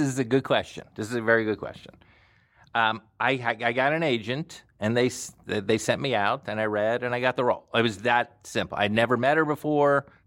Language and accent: English; Plantation, Florida, United States; moved away as an adult; also born or lived in New York City; I was from Plantation, Florida. Uh, bit of a hick.